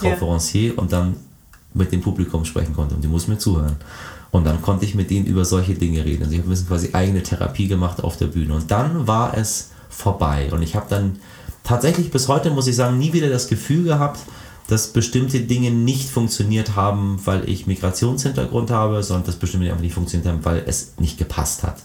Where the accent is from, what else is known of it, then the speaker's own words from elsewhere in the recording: Hamburg, Germany; also born or lived in Iran; nach Hamburg-Eidelstedt wieder zurückkehre in die Gedanken der, der späten 80er